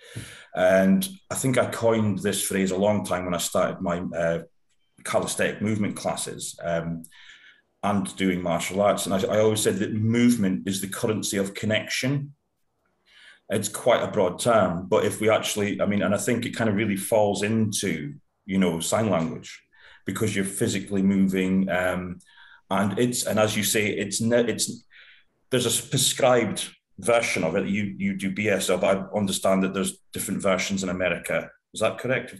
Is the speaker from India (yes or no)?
no; United Kingdom; being typically British